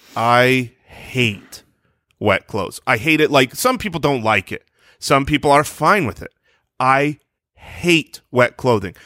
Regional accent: Arizona, United States; born or raised there

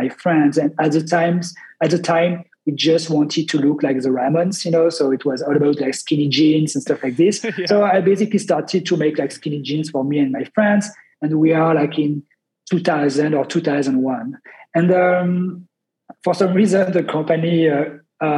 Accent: Grenoble, Auvergne-Rhône-Alpes, France; I'm from the Alps, Grenoble, which is like not a small town, but like, you know, 500,000 people live in Grenoble. But it's a nice city surrounded by mountains. So I grew up with like the culture of like the outdoors culture

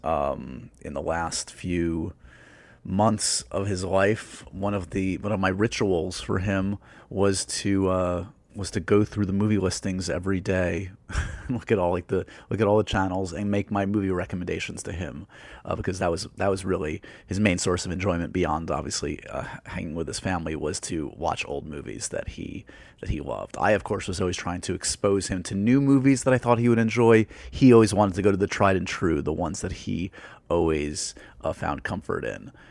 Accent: New York, United States; growing up in New York

